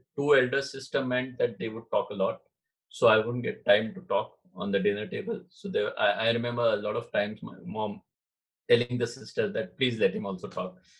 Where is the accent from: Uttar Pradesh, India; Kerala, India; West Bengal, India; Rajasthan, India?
Uttar Pradesh, India; Varanasi; moved away; also born or lived in Maharashtra; I was born in in uh, Maharashtra. Okay. Yeah. But my father uh, moved to Banaras as a professor in Banaras in the University. So wow. right at yeah yeah I think I was two when we moved to Banaras.